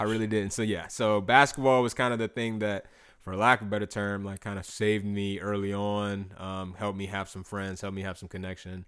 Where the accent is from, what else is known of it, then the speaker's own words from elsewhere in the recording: North Augusta, South Carolina, United States; also born or lived in Clemson, South Carolina; I grew up in North Augusta, South Carolina.